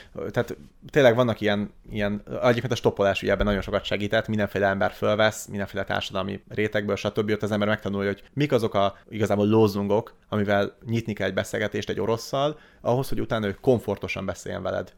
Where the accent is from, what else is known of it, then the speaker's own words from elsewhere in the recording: Hungary; moved away; also born or lived in Russia; magyarként, főleg magyarként